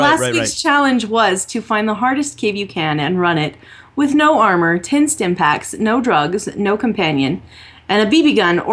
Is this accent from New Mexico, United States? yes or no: yes; New Mexico, United States; I'm from New Mexico.